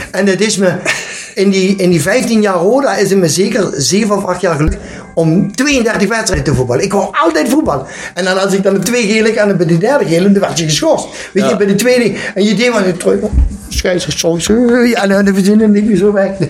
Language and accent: Dutch; Limburg, Netherlands; Ik ben een Limburger. Dat moeten we heen. Het is toch belachelijk dat ik ben goede voetbal. En als ik dan plaat praat of Nederlands praat, kunnen ze me niet verstaan.